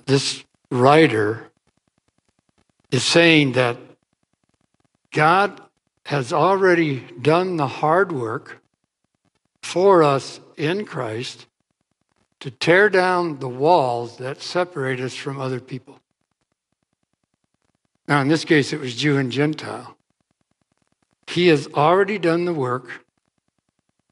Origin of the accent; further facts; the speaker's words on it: Boyden, Iowa, United States; I was raised in Boyden, Iowa, not far from here, really. In northwest Iowa, Boyden is a town, or was a town when we grew up, of about 500, farming community